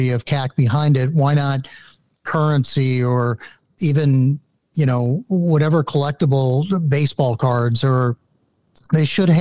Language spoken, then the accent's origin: English; St. Louis, Missouri, United States; I grew up in St. Louis and had a great coin shop